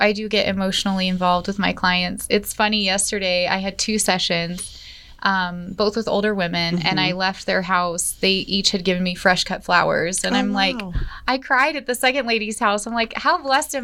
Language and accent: English; Denver, Colorado, United States; born or raised there; moved away as an adult; now in Colorado Springs, United States